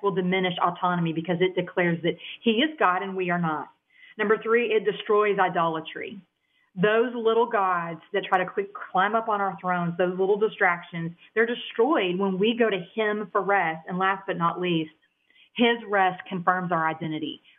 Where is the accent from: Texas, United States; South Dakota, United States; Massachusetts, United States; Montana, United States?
Texas, United States; Dallas; accent: country twang; I actually grew up in Texas, the Dallas area. I've been here all my life. That's that country twang you hear coming out of my vernacular